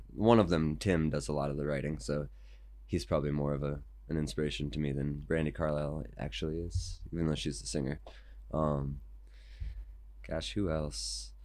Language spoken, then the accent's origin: English; United States; I'm American